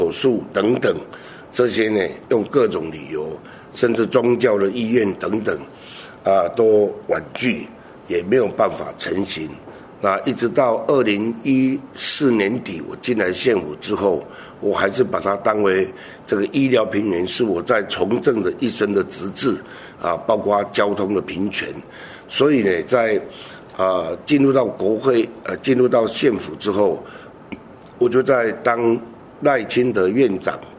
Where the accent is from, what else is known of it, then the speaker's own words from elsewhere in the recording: Hengchun Peninsula, Pingtung County, Taiwan; 医疗平权呢，是我一直以来，因为我来自恒春半岛，